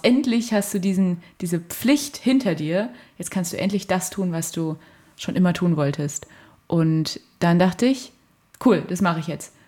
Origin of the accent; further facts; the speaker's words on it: Fulda, Hesse, Germany; moved away as an adult; now in Halle, Germany; ich komme aus Fulda und da äh, fahre ich auch oft hin, um mit denen Zeit zu verbringen, mit meiner ganzen Familie